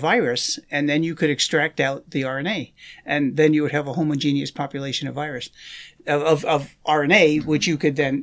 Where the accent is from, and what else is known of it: New York area, United States; born or raised there; moved away as an adult; also born or lived in Maryland; now in Madison, United States